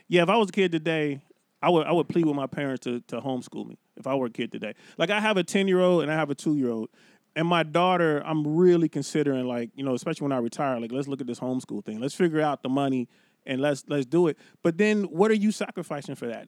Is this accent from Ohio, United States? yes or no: yes; Cincinnati, Ohio, United States; moved away as an adult; now in California, United States; I grew up in Cincinnati, Ohio.